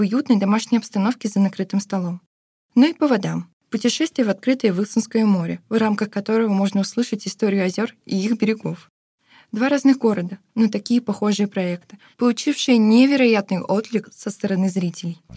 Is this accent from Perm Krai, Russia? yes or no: no; Vyksa, Nizhny Novgorod Oblast, Russia; в моем родном городе